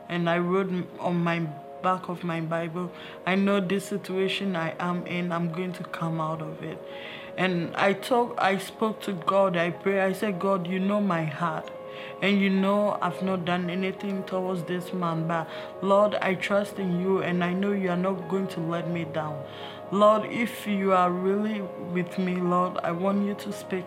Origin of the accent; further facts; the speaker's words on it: Ghana; moved away; I was born in West Africa from Ghana. It's really different from this place.